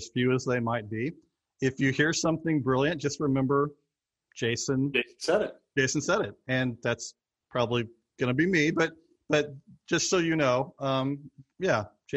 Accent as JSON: {"language": "English", "region": "Missouri", "country": "United States", "tie": "born or raised there", "said": "I grew up also in Missouri, grew up as a Cardinals fan"}